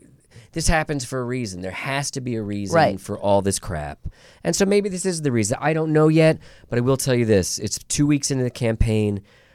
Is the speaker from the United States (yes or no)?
yes; New Jersey, United States; I'm from New Jersey.